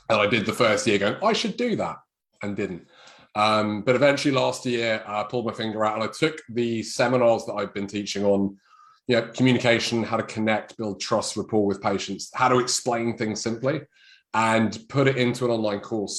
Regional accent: United Kingdom; this is being British.

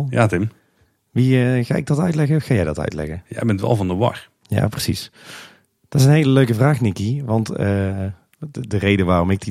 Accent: Tilburg, North Brabant, Netherlands; now in Kaatsheuvel, Netherlands; ik kom oorspronkelijk uit Tilburg, daar, kennen we dat helemaal niet.

